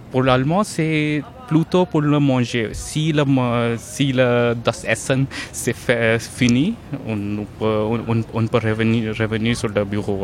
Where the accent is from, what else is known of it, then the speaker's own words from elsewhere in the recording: northern India, India; first language Hindi; French is a second language; moved away as an adult; also born or lived in Toulouse, France / Maharashtra, India / Rajasthan, India; now in Darmstadt, Germany; je suis pas allemand et je suis, je viens d'Inde